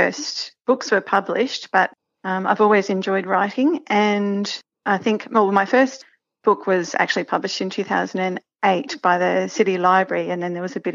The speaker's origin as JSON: {"language": "English", "town": "Brisbane", "region": "Queensland", "country": "Australia", "tie": "born or raised there", "also_born_or_lived": "New South Wales", "moved": "as an adult", "lives_now": "Toowoomba, Australia", "said": "I grew up in Brisbane and then lived in New South Wales for a little while and then moved up here in the late 90s."}